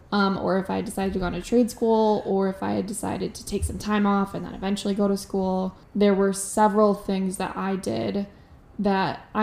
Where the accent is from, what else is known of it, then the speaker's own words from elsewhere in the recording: near Michigan State University, United States; I always wanted to get away from my hometown, and MSU is the definition of like staying in your hometown for me because it's so close.